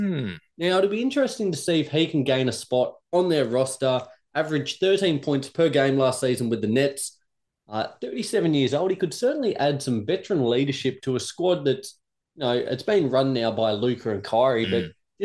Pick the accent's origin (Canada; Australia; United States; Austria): Australia; Now, I'm Australian. I bleed the Australian colours here. I love Australia.